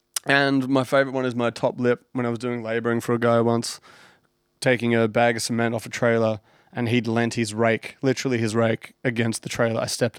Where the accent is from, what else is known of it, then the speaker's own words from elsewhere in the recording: Sunbury, Victoria, Australia; at the local pub down in where we grew up in Sunbury, in Victoria.